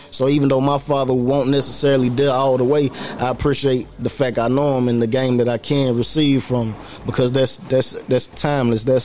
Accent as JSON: {"language": "English", "town": "Norristown", "region": "Pennsylvania", "country": "United States", "tie": "born there", "also_born_or_lived": "North Carolina", "said": "I was born in Norristown, Pennsylvania though."}